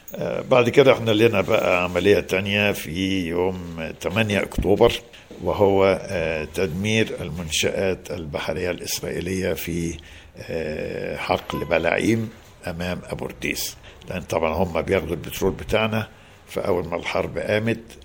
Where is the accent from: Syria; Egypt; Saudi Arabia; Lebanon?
Egypt; Tanta, Gharbia; now in Alexandria, Egypt; انا يعني مولود في طنطا يعني خدت ابتدائي في طنطا